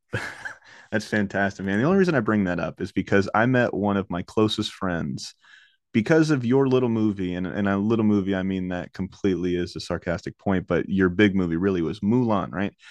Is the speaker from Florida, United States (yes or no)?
yes; Orlando, Florida, United States; I'm from Orlando, Florida. I live in Orlando, Florida